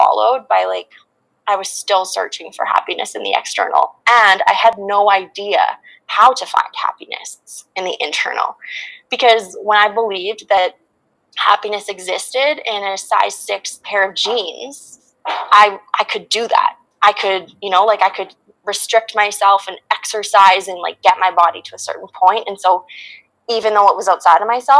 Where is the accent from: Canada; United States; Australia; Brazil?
Canada; Regina, Saskatchewan; also born or lived in Vancouver; I went to the University of Regina in Saskatchewan, where my hometown is